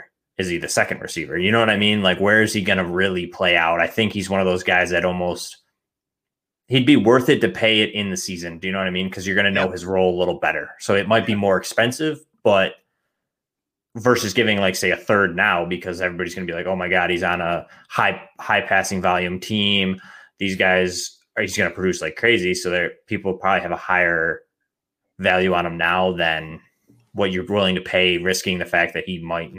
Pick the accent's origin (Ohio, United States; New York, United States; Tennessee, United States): New York, United States; Buffalo; I'm a Bills fan. I'm from Buffalo